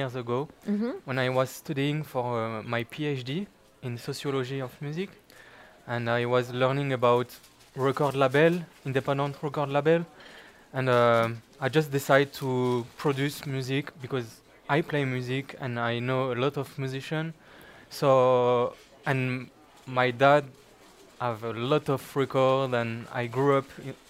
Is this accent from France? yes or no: yes; France; English is a second language; also born or lived in Luxembourg / Belgium / Canada; I come from France, from my city and from Luxembourg, because I lived in Luxembourg, in Belgium.